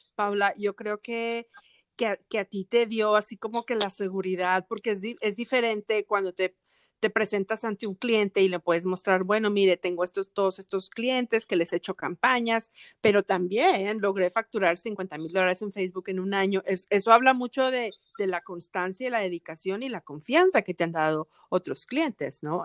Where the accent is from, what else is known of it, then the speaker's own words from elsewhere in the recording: Monterrey, Nuevo León, Mexico; now in Atlanta, United States; la gente de Monterrey, de donde yo soy